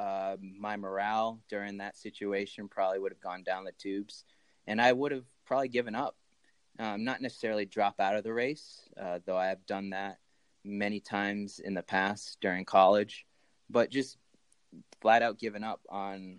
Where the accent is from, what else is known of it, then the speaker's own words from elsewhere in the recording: Bolton, Connecticut, United States; moved away as an adult; also born or lived in Asuncion, Paraguay; now in Keene, United States; I grew up in Connecticut, in Bolton, Connecticut